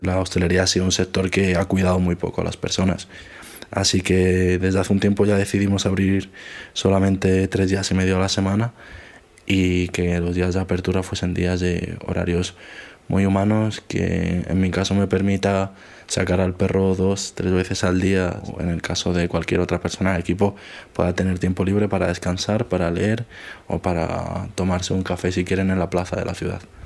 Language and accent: Spanish; Alto Alberche valley, Castile and León, Spain; las montañas donde está mi pueblo